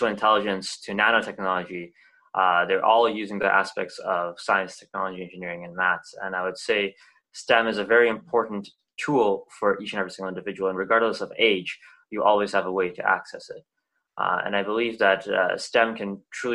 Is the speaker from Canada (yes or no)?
yes; Waterloo, Ontario, Canada; I'm from Waterloo, Ontario